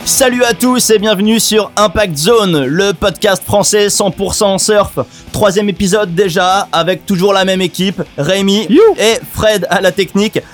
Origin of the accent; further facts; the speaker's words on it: France; en tant que Français